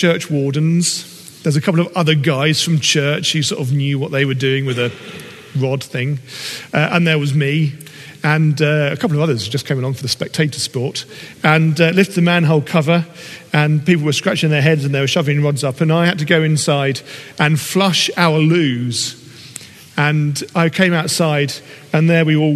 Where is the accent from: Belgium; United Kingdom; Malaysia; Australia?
United Kingdom; we are British